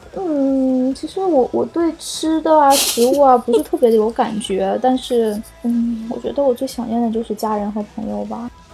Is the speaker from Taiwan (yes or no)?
no; China; moved away as an adult; now in Sweden; 因为我今年二十三岁嘛， 我觉得我之前的二十二年都是在中国度过的